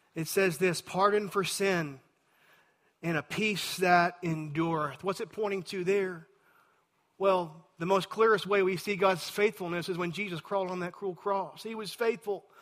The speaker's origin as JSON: {"language": "English", "region": "Texas", "country": "United States", "said": "I'm a Texan"}